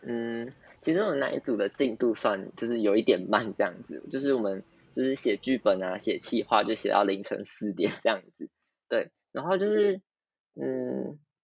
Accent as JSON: {"language": "Chinese", "region": "Tainan", "country": "Taiwan", "said": "我是来自台南市北门高中的"}